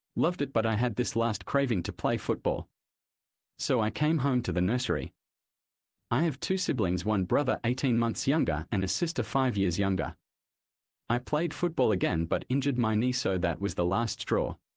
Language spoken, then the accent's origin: English; Australia; also born or lived in Sandringham, Victoria, Australia; I was born in Sandringham, Victoria, Australia